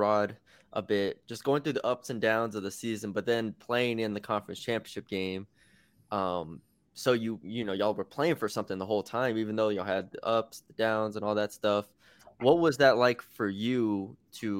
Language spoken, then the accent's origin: English; San Antonio, Texas, United States; I'm from San Antonio